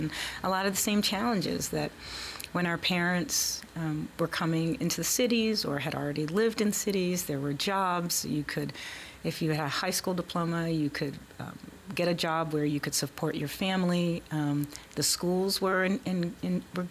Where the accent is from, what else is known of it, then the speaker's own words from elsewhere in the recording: Philadelphia, Pennsylvania, United States; now in Baltimore, United States; I'm from Philadelphia. I grew up in Philly